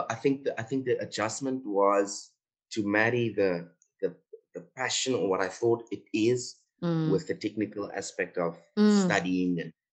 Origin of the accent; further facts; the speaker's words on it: Steinkopf, Northern Cape, South Africa; I'm from Steenkop, born and raised there.